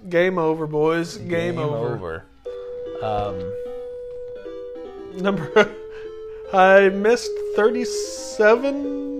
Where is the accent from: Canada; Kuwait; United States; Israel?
United States; Tulsa, Oklahoma; growing up in Tulsa